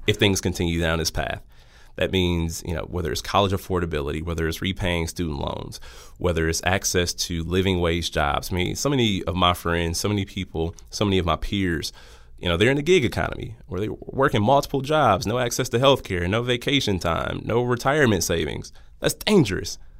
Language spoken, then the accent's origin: English; Milwaukee, Wisconsin, United States; born and raised in the city of Milwaukee